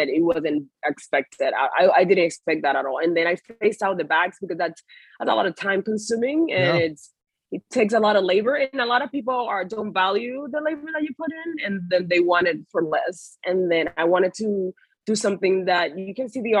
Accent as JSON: {"language": "English", "country": "Puerto Rico", "tie": "born or raised there", "also_born_or_lived": "West Palm Beach", "moved": "as an adult", "lives_now": "United States", "said": "I was born and raised in Puerto Rico"}